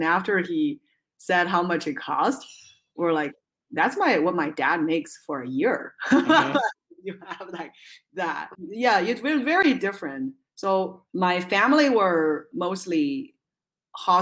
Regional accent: Zhengzhou, Henan, China; now in United States; I was born and raised in a city named Zhengzhou in central China

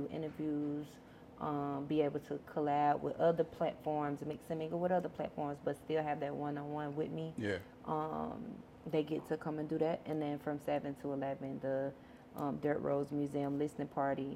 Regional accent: Blakely, Georgia, United States; now in Atlanta, United States; I'm from Blakely

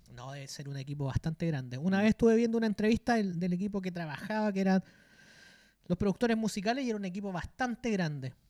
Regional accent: Chile; los chilenos que estamos todos los días movilizándonos

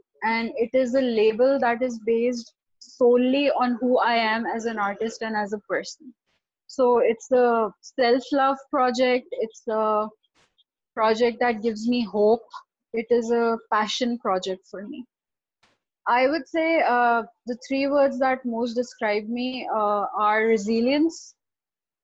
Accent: Karachi, Sindh, Pakistan; I was born and raised in Karachi.

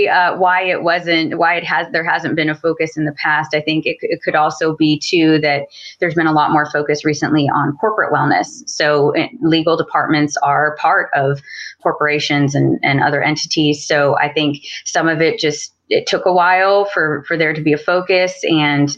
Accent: Dallas, Texas, United States; I'm from Dallas originally

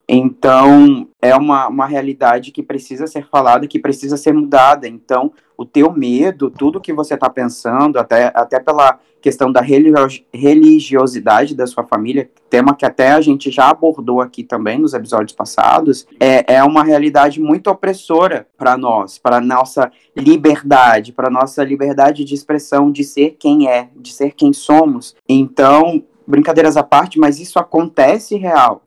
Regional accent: Cuiabá, Mato Grosso, Brazil; Aqui em Mato Grosso, eu estou em Cuiabá agora, que é minha cidade natal, onde eu nasci

